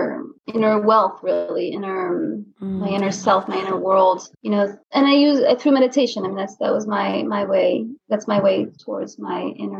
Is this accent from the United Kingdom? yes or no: no; France; also born or lived in United States; I mean, I was born in France, but grew up in America and France.